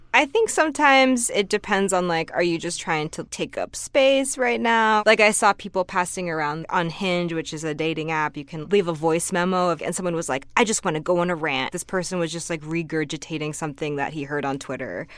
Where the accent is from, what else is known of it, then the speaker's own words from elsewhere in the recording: Newton, Massachusetts, United States; moved away; I grew up right outside of Boston in a suburb called Newton, Massachusetts